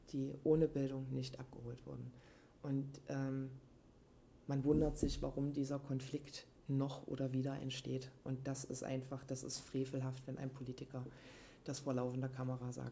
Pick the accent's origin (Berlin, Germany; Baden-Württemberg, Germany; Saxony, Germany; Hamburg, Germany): Saxony, Germany; Leipzig; äh, ich bin Leipzigerin. Darüber identifiziere ich mich auf jeden Fall. Ähm, ja. Und ich mag das hier groß geworden zu sein.